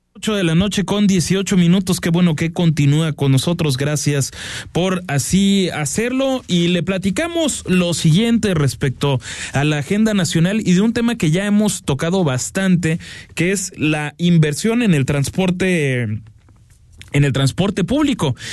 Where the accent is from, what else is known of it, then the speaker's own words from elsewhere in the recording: Guadalajara, Jalisco, Mexico; como tapatíos